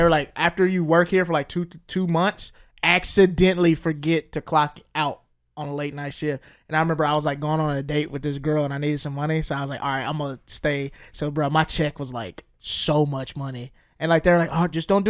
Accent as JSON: {"language": "English", "region": "Mississippi", "country": "United States", "tie": "born or raised there", "said": "I started working at a gym in my hometown. The gym that does not exist anymore, but it was a chain. There was a chain of gyms in Mississippi in my area called the Courthouse."}